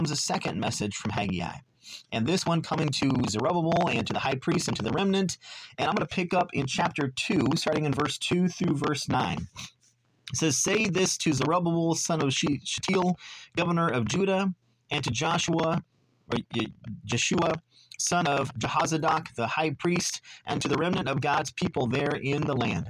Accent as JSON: {"language": "English", "region": "Southern California", "country": "United States", "tie": "born or raised there", "said": "growing up in Southern California"}